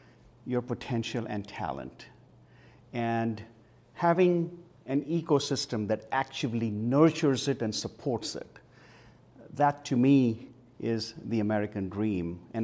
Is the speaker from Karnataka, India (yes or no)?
no; Mumbai, Maharashtra, India; now in Bethlehem, United States; When a lot of things were taken care of us, a lot of things that we would, ordinarily have to perform here were done for us as a part of growing up. So when I came to Bethlehem and then had to study